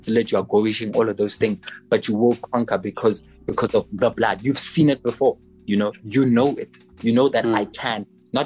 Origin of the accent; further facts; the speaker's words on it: South Africa; I'm South African, so I have context